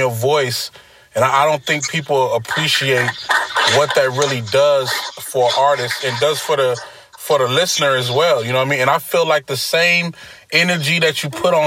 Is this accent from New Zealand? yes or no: no; New York City, New York, United States; I'm from Brooklyn